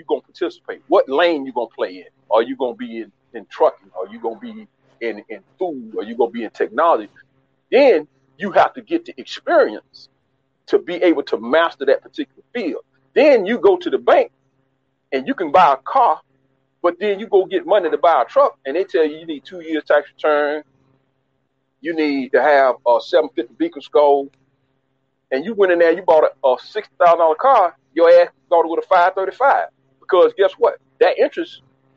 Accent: United States; I was raised in America, born in America

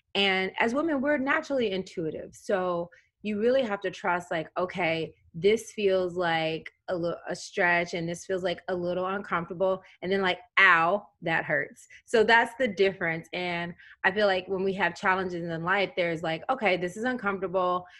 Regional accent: Tennessee, United States; I grew up in Tennessee.

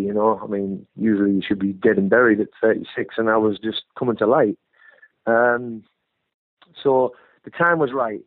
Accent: Hartlepool, North East England, United Kingdom; born or raised there; now in Bournemouth, United Kingdom

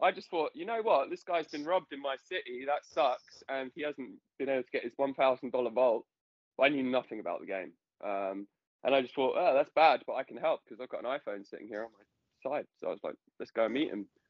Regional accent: London, United Kingdom; I'm a Londoner.

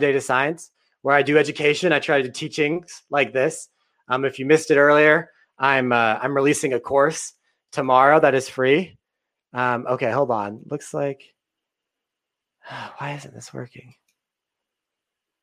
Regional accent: Texas, United States; another Texan like me

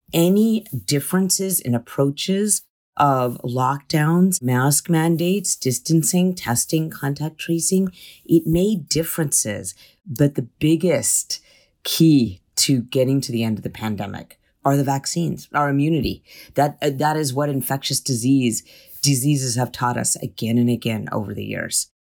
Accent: California, United States; as a Californian

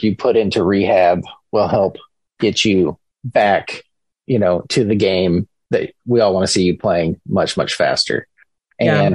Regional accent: Tampa, Florida, United States; moved away as an adult; also born or lived in Syracuse, New York; now in Huntsville, United States; growing up in Tampa, we had the Tampa Bay Lightning

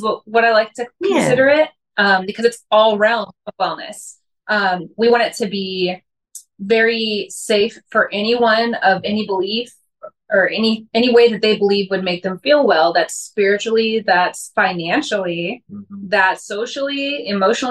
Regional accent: St. Louis, Missouri, United States; I am from St. Louis, Missouri.

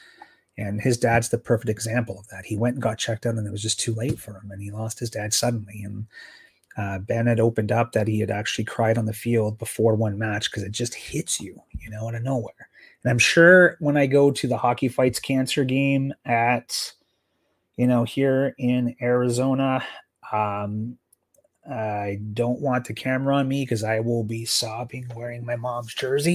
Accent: Sault Ste. Marie, Ontario, Canada; growing up in Sault Ste. Marie, we had the Hounds.

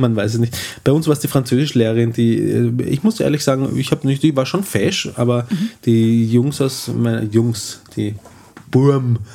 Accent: Eastern Austria, Austria; es gibt sehr viel äh, äh, flaches Land auch in Österreich, gerade im Osten, wo wir herkommen

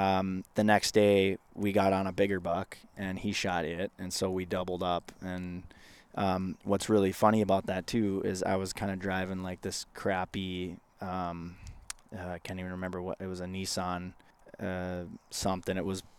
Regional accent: Minnesota, United States; when I was growing up in Northwest Minnesota, it was, I mean, man, everything was

